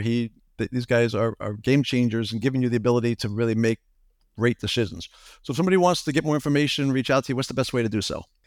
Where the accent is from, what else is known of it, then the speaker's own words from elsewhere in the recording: Long Island, New York, United States; I grew up in Long Island